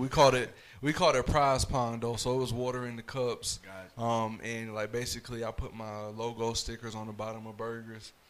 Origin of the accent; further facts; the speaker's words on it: Fayetteville, North Carolina, United States; I'm from Fayetteville